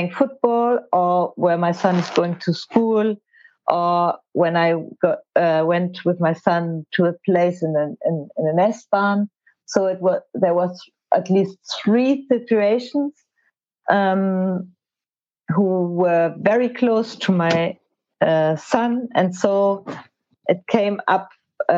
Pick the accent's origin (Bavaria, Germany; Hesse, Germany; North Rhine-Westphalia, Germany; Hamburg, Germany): Hamburg, Germany; I'm from Hamburg